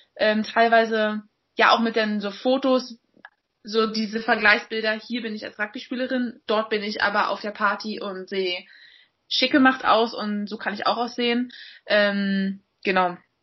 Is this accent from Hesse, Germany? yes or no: no; Berlin, Germany; moved away as an adult; also born or lived in England; bin jetzt mal wieder in meiner Heimatstadt zu Hause äh, in Berlin